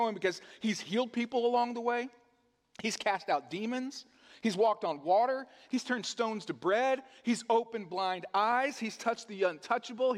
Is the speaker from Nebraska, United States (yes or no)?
no; Oklahoma, United States; I grew up in Oklahoma